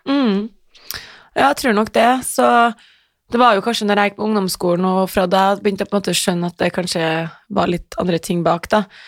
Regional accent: Trondheim, Trøndelag, Norway; moved away as an adult; Jeg vokste opp på Heimdal

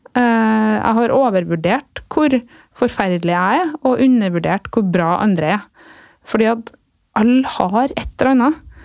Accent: Flå, Trøndelag, Norway; also born or lived in Sunnfjord; der jeg vokste opp

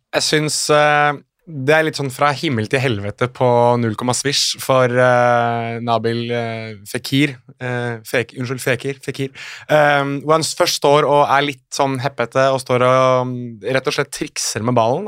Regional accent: Norway; also born or lived in Morocco (ancestry); Jeg er jo norsk av marokkansk opphav, eller halvt norsk, halvt marokkaner

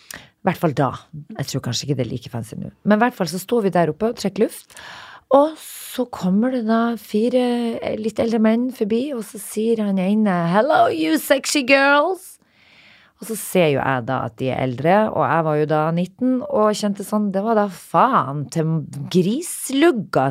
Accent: Narvik, Nordland, Norway; moved away; hjembyen min

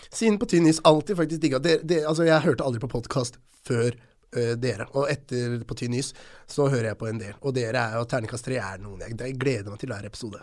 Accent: Skien, Telemark, Norway; jeg er fra Gulset

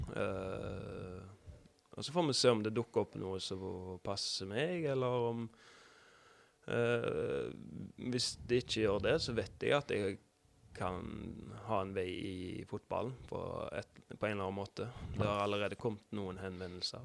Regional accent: Haugesund, Rogaland, Norway; oppvokst på Risøy

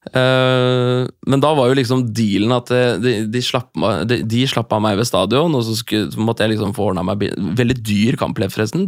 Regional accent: Norway; jeg er fra Norge

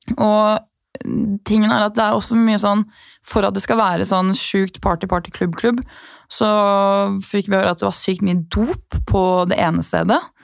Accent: Norway; jeg er norsk

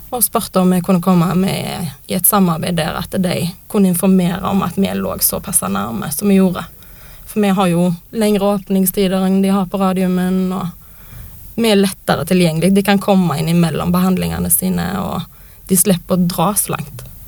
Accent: Western Norway, Norway; now in Oslo, Norway; bor jo på Vestlandet, der jeg er fra

